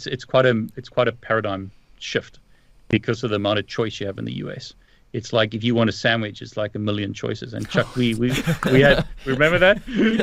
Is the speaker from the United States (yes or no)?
no; South Africa; now in United Kingdom; I grew up in South Africa, and the English in South Africa is not the same as the English in the U.K., which is not the same as the English in the U.S.